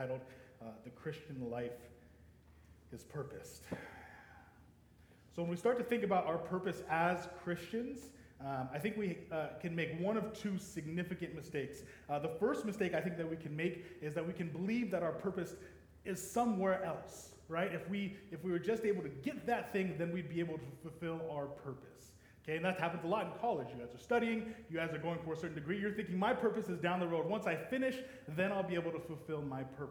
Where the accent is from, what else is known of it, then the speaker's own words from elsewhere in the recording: Denver, Colorado, United States; moved away as an adult; also born or lived in Laramie, Wyoming; originally I was born and raised in Denver, Colorado, but I spent the last 10 years in Laramie, Wyoming